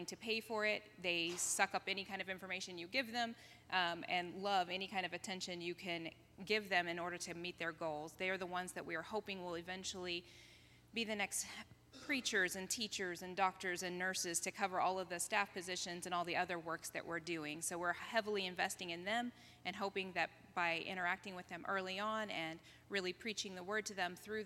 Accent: Martinsville, Indiana, United States; moved away as an adult; also born or lived in Vanuatu; I'm originally from Martinsville, Indiana.

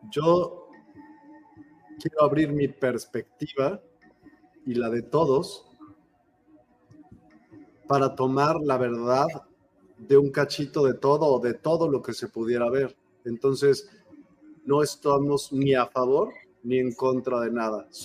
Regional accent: Mexico City, Mexico; Soy de Ciudad de México.

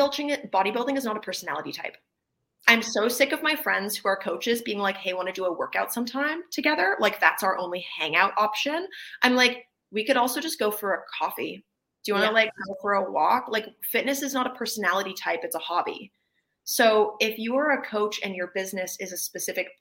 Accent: Canada; I'm Canadian

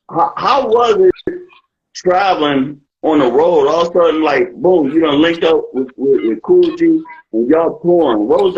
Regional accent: Canton, Ohio, United States; moved away; also born or lived in Stamford, Connecticut; Nah, I'm from Canton, Ohio.

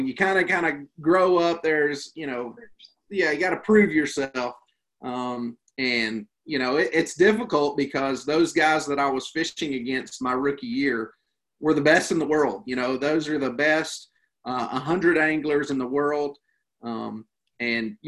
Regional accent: Western North Carolina, United States; I grew up here in Western North Carolina

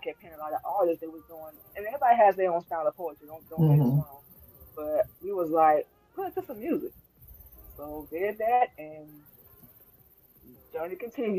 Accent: Florida, United States; moved away as an adult; also born or lived in Georgia, United States; now in Illinois, United States; Was born in Georgia, grew up in Florida. Now I live in Illinois.

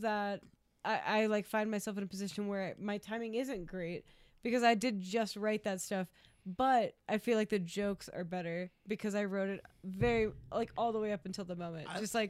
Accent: Atlanta, Georgia, United States; moved away; I grew up in Atlanta

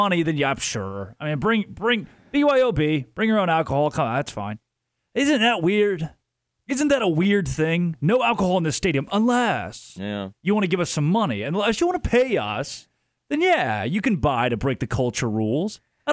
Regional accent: Arkansas, United States; growing up in Arkansas

